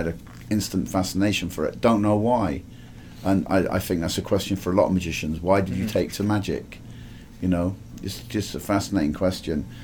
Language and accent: English; Didcot, South East England, United Kingdom; moved away as an adult; also born or lived in New York / Key West; Growing up, I grew up in a place called Didcot, Oxfordshire